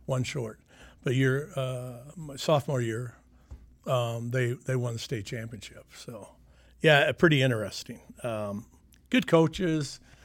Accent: Sioux City, Iowa, United States; I grew up in Sioux City. I grew up in the Leeds area.

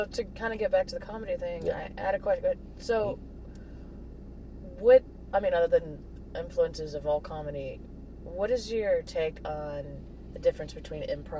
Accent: Prescott, Arizona, United States; moved away; I'm from Prescott, and Prescott, I'm half black, so my dad's family being like one of the only predominantly black families. Yeah, I feel like that's probably why I live in a big city now

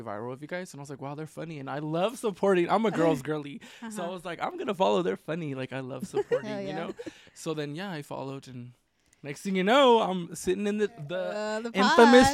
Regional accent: California, United States; moved away as an adult; now in Denver, United States; I'm from California

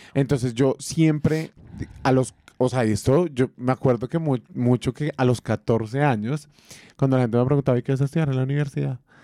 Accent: Leticia, Amazonas, Colombia; mi tierra, Leticia Amazonas

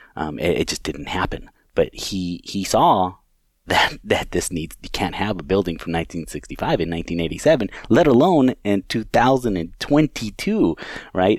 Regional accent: California, United States; moved away as an adult; now in Chippewa Falls, United States; I'm originally from California, grew up there

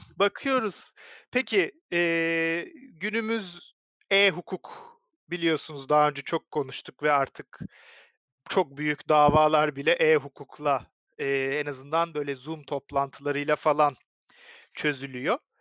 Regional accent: Turkey

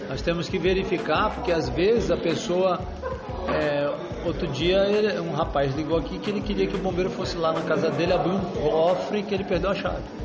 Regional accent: Santos, São Paulo, Brazil; Só nasci criado em Santos, moro lá até hoje

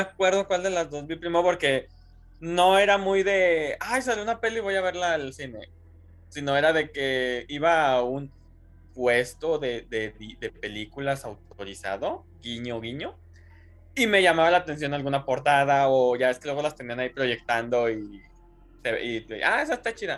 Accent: Guadalajara, Jalisco, Mexico

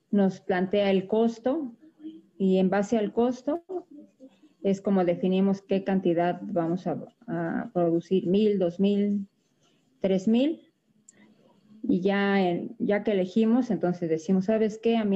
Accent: Xochimilco, Mexico City, Mexico; yo soy originaria de aquí de la Ciudad de México. Pertenezco a la delegación Xochimilco y tengo ya 12 años dedicándome a esta actividad

